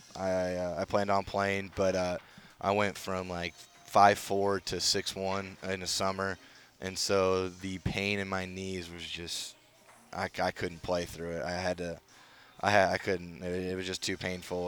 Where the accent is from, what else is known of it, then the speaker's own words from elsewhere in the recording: Midwest, United States; moved away; I grew up in a pretty small town. Nothing but cornfields around me